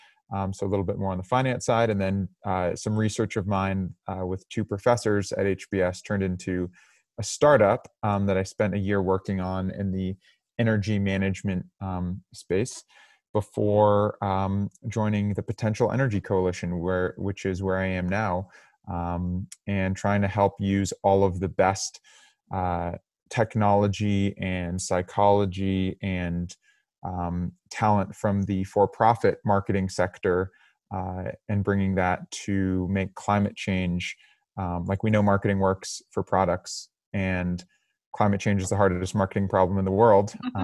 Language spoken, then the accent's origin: English; Cambridge, Massachusetts, United States; I'm originally from Cambridge, Massachusetts